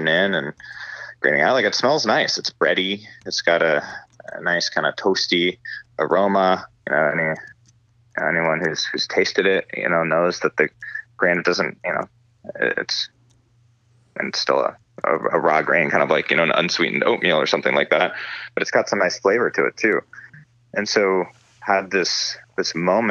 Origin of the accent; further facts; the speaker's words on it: Northern California, United States; also born or lived in Los Angeles, California; I grew up in Northern California